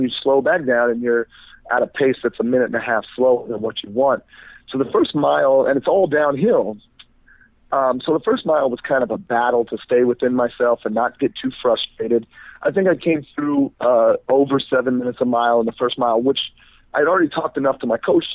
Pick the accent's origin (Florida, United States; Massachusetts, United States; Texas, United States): Florida, United States; Fort Lauderdale; since I'm from Florida